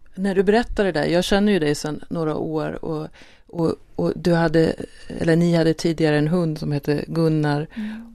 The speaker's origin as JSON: {"language": "Swedish", "country": "Sweden", "said": "Vi är ju svenskar"}